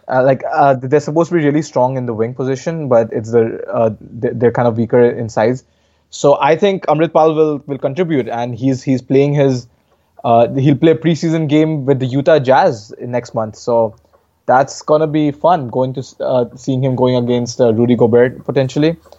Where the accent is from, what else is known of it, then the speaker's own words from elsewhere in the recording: Varanasi, Uttar Pradesh, India; my hometown in Varanasi